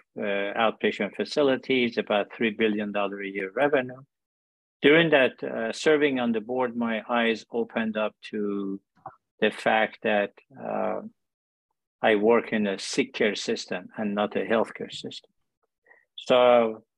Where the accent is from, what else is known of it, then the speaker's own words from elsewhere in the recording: Chicago, Illinois, United States; moved away; also born or lived in Iran / Colorado / Cleveland; I was born in Iran, immigrated here with my family, raised in Chicago